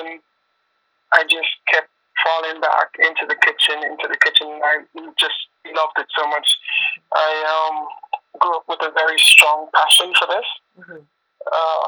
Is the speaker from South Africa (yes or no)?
no; Jamaica; now in Toronto, Canada; Jamaican is my hometown